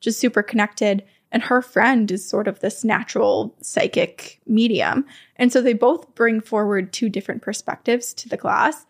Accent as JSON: {"language": "English", "region": "Vermont", "country": "United States", "tie": "born or raised there", "accent": "Vermont", "moved": "yes", "said": "my home state of Vermont"}